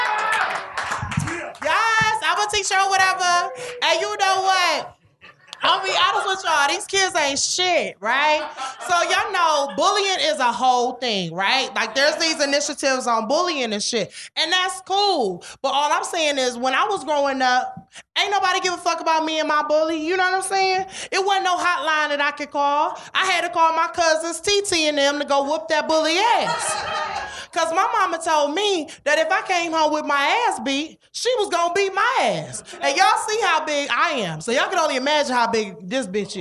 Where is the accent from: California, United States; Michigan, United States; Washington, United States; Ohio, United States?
Michigan, United States; Detroit; now in New York City, United States; I'm from Detroit.